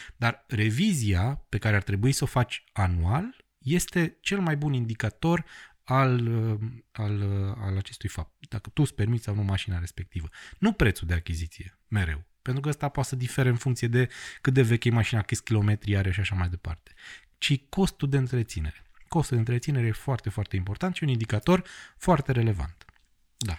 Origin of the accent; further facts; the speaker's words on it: Bistrița, Bistrița-Năsăud, Romania; moved away; Am lucrat la radio, la Bistrița, la mine, în orașul natal, timp de o vară